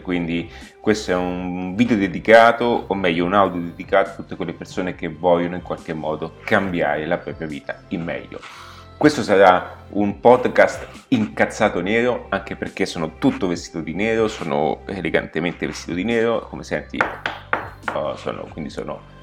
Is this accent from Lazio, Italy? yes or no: yes; Rome, Lazio, Italy; mi trovo in questo momento nella capitale, quindi sono dove sono nato, sono a Roma